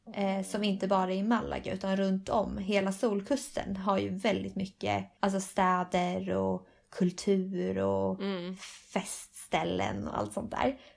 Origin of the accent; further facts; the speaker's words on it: Sweden; moved away as an adult; now in Spain; vi var från Sverige